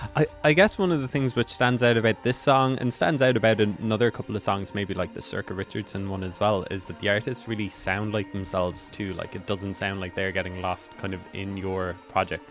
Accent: Ireland; as Irish people

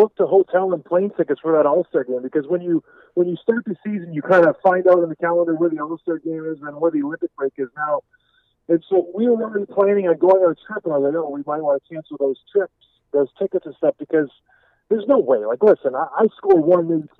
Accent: Edmonton, Alberta, Canada; also born or lived in Houghton, Michigan, United States; now in Traverse City, United States; I was born in Edmonton, Alberta, Canada

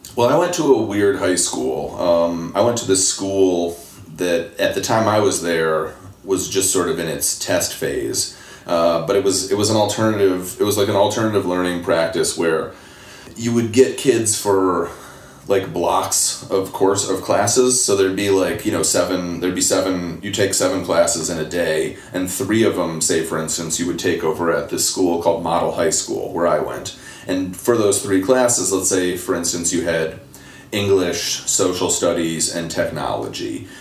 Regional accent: Temple, Texas, United States; now in Detroit, United States; I was born in Temple, Texas, outside of Austin

